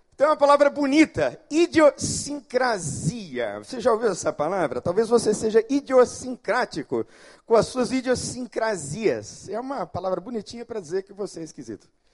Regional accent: São Paulo, Brazil; now in Rio de Janeiro, Brazil; eu sou de São Paulo

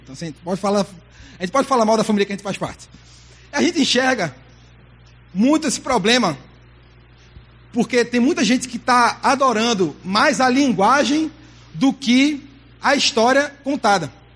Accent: Recife, Pernambuco, Brazil; also born or lived in Manaus, Amazonas, Brazil; Eu nasci lá, mas fui pra Recife muito novo

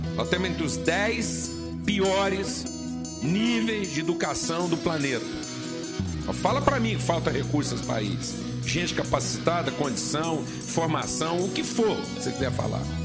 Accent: Brazil

